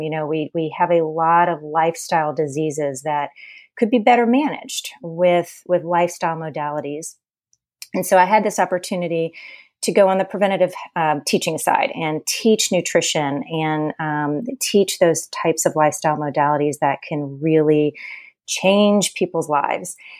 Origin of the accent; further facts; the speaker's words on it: New Orleans, Louisiana, United States; now in Charleston, United States; I grew up in New Orleans, which is the town of indulgence and Mardi Gras.